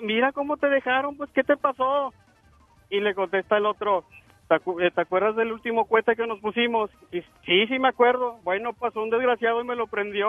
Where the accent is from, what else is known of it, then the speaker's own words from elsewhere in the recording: Chalatenango, El Salvador; also born or lived in Sacramento, California; now in Woodland, United States; nací en El Salvador, Chalatenango